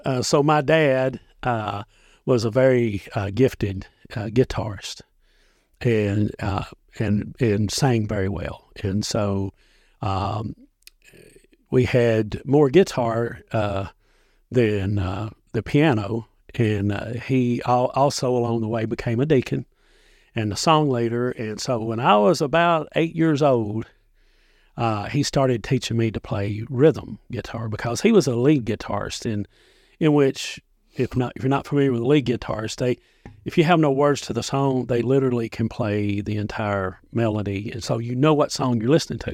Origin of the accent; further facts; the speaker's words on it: Dickson County, Tennessee, United States; I grew up in Dixon County